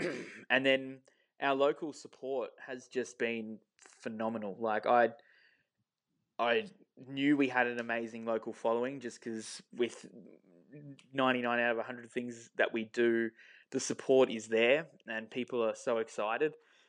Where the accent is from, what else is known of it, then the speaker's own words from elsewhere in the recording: Beaconsfield, South East England, United Kingdom; growing up in Beaconsfield and being around the town for a long time